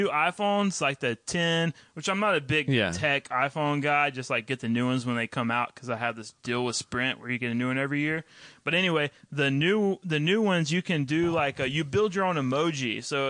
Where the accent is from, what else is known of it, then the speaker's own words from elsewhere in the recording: Texas, United States; It's me trying to not do my hometown accent, which is like this, you know, is grew up in Southeast Texas and we hunt.